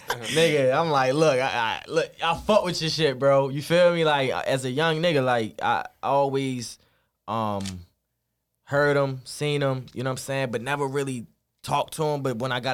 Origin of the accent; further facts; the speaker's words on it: Baltimore, Maryland, United States; from over east